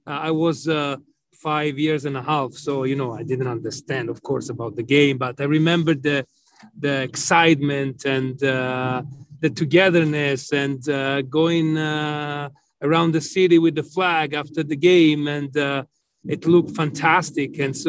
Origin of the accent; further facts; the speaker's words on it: Florence, Tuscany, Italy; Yes, yes, yes. I was a Fiorentina fan. I had season tickets when I was a teenager.